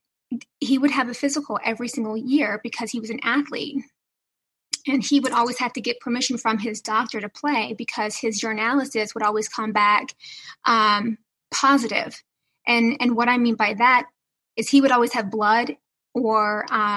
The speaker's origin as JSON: {"language": "English", "region": "the South", "country": "United States", "said": "I'm from the South. So everything was, yes, ma'am, we better have good manners."}